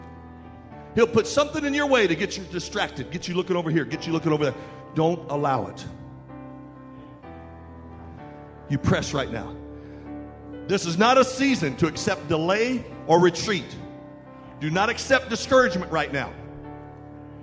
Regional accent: West Virginia, United States; we're from West Virginia

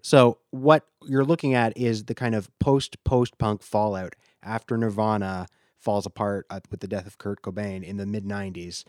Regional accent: Canada; we're both Canadian

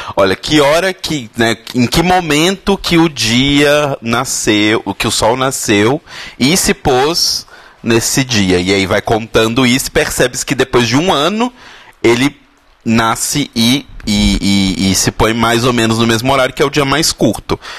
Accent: Belo Horizonte, Minas Gerais, Brazil; now in São Paulo, Brazil; sou de BH, caso você não tenha reparado meu sotaque

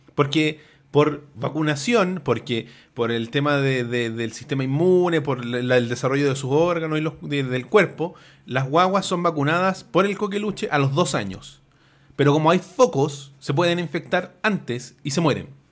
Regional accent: La Florida, Santiago Metropolitan, Chile; yo soy de la Florida

